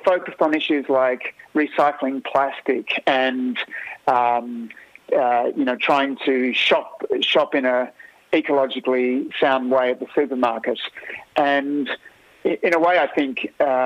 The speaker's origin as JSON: {"language": "English", "country": "Australia", "said": "as an Australian"}